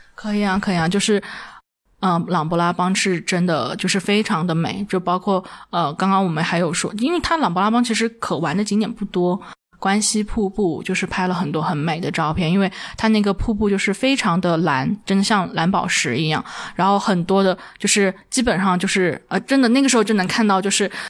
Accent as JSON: {"language": "Chinese", "town": "Dali", "region": "Yunnan", "country": "China", "tie": "born or raised there", "also_born_or_lived": "Kunming", "said": "我自己本身，我老家就是大礼的"}